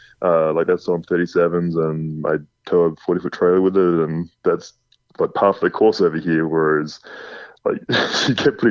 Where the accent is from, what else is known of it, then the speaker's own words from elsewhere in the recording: West Coast of Australia, Western Australia, Australia; moved away as an adult; also born or lived in Lancelin, Western Australia; now in Texas, United States; Where I grew up on the West Coast, we didn't have annual inspections and things like that.